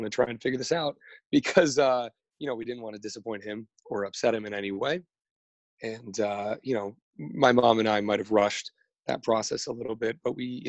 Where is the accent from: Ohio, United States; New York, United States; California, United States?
California, United States; Los Angeles; I am from Studio City, California. It's in the Valley